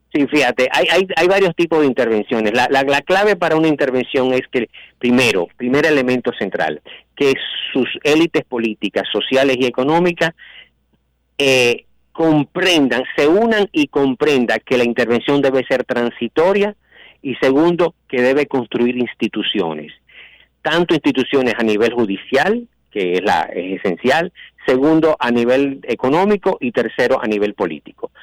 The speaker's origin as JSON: {"language": "Spanish", "town": "Santiago de los Caballeros", "region": "Santiago", "country": "Dominican Republic", "said": "como dominicano y como santiaguero"}